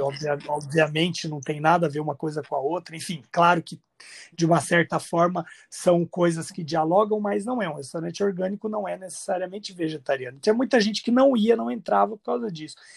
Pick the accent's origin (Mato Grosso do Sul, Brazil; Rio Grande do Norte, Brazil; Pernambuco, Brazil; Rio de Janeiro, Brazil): Mato Grosso do Sul, Brazil; Campo Grande; moved away as an adult; also born or lived in Europe; tô aqui em Campo Grande, Mato Grosso do Sul, na cidade onde eu nasci.